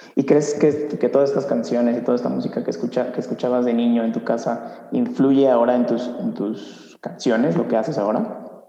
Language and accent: Spanish; Mexico; siendo mexicano, músico mexicano